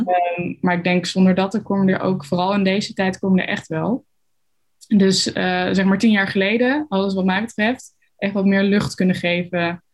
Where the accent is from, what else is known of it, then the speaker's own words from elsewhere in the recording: Arnhem, Gelderland, Netherlands; bij ons op de Arnhemse Montessori-school